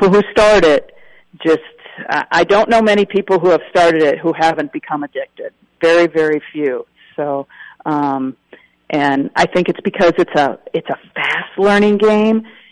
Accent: Wisconsin, United States; as a kid growing up in Wisconsin

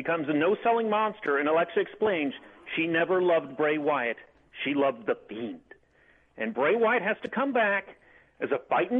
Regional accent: West Virginia, United States; I'm from West Virginia.

